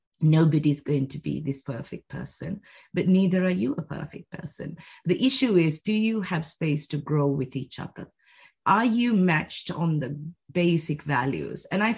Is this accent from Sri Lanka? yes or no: yes; Sri Lanka; also born or lived in United Kingdom / China; now in Switzerland; I grew up in Sri Lanka, then I went to the UK, came back to Sri Lanka, 10 years in China, now in Switzerland.